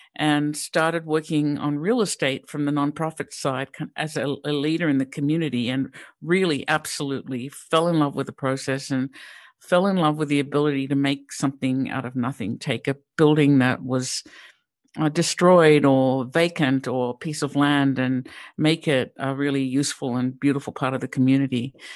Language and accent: English; Sydney, New South Wales, Australia; moved away; also born or lived in Pittsburgh; I grew up in Sydney, Australia